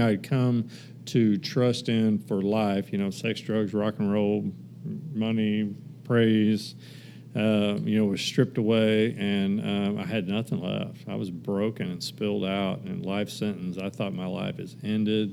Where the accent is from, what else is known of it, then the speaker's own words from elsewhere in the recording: Kansas, United States; moved away; also born or lived in Texas; I actually moved back uh, to my home state of Kansas for a little bit